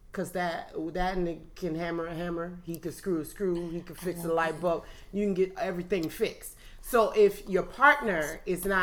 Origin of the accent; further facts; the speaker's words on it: Oakland, California, United States; I'm from East Oakland